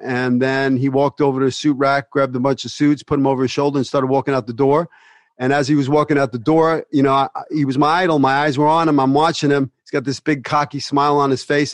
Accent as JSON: {"language": "English", "town": "New York City", "region": "New York", "country": "United States", "tie": "born or raised there", "also_born_or_lived": "Bensonhurst, Brooklyn", "said": "I grew up in Sunset Park, but then my mother moved to uh, 75th and 18th Avenue"}